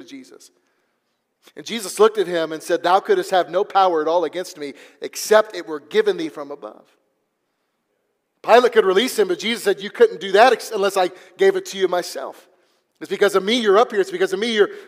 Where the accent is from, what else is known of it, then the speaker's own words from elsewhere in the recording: Missouri, United States; now in Texas, United States; the place I grew up there in Missouri